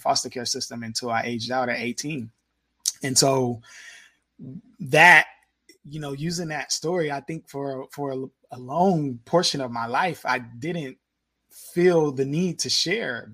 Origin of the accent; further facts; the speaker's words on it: Indiana, United States; I grew up in Indiana